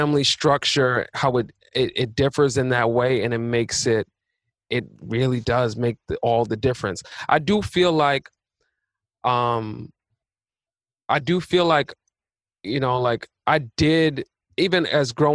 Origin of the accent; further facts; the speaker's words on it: New York City, New York, United States; also born or lived in Long Island; born and raised in Queens, so I was in Queens from birth till 12. And then I moved to Long Island for the rest